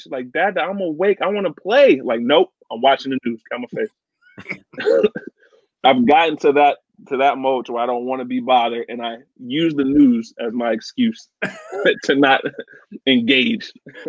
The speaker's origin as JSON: {"language": "English", "town": "Virginia Beach", "region": "Virginia", "country": "United States", "tie": "born or raised there", "also_born_or_lived": "Norfolk, Virginia", "moved": "as an adult", "lives_now": "Detroit, United States", "said": "I'm from Virginia Beach."}